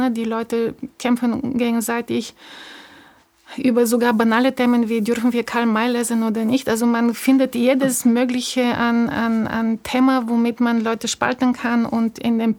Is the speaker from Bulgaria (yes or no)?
yes; Bulgaria; moved away as an adult; ich bin 78 in Bulgarien geboren. Ich war elf, als die Wende kam. Mit 21 habe ich das Land verlassen.